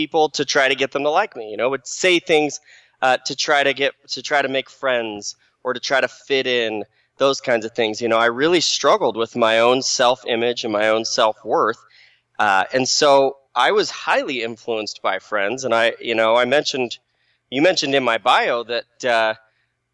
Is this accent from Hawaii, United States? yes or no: no; Phoenix, Arizona, United States; moved away as an adult; now in Utah, United States; I grew up in the Phoenix Valley, Arizona, nice and hot.